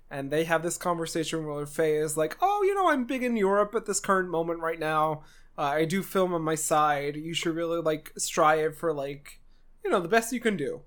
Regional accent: New Jersey, United States; We're from New Jersey

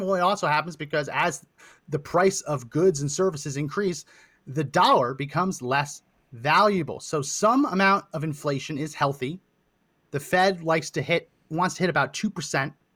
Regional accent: Linden, New Jersey, United States; I grew up in New Jersey, Linden, that area of New Jersey

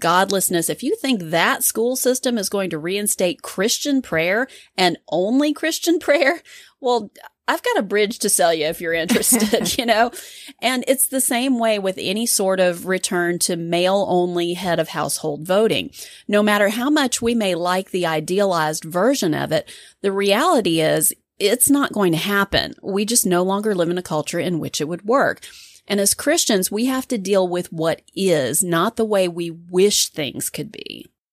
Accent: United States; being an American

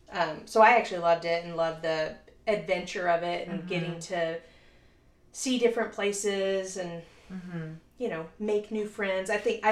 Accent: Louisiana, United States; now in Dallas, United States; I am originally from Louisiana.

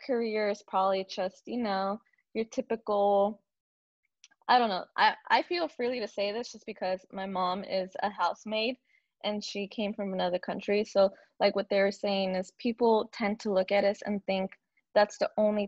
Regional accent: San Diego, California, United States; now in Los Angeles, United States; I was born and raised in San Diego, actually. San Diego, California

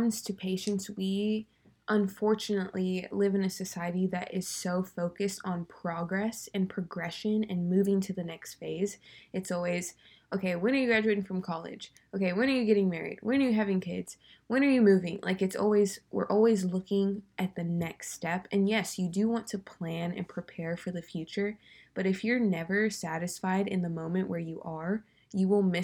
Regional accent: California, United States; I'm from California

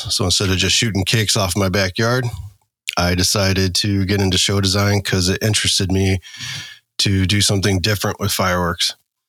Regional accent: Illinois, United States; I am from Illinois.

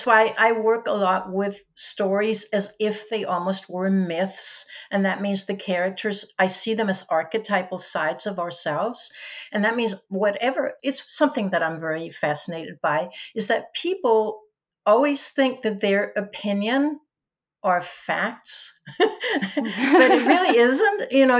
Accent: Denmark; first language Danish; English is a second language; my native language is Danish, but I speak English. I write, I take notes in English. I read English. I sort of live English.

